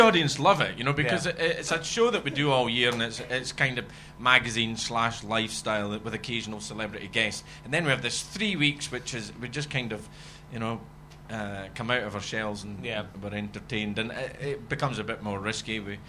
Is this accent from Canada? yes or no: no; Perthshire, Scotland, United Kingdom; I'm very aware of my accent because I was brought up in Perthshire.